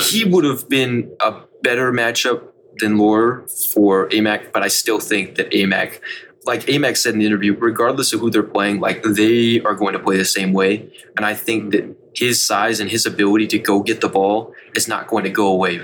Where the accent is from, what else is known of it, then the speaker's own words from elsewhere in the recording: Charlotte, North Carolina, United States; I grew up in Charlotte